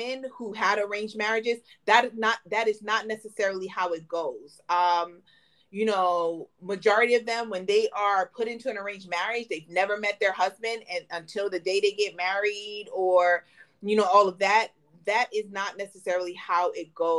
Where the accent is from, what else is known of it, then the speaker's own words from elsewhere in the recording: United States; I'm an American